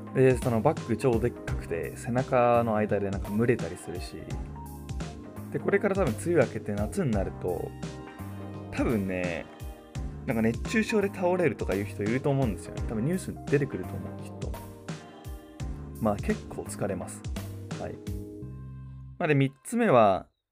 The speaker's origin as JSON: {"language": "Japanese", "region": "Chiba", "country": "Japan", "tie": "born or raised there", "said": "地元の千葉から神奈川の江ノ島まであのチャリで行く"}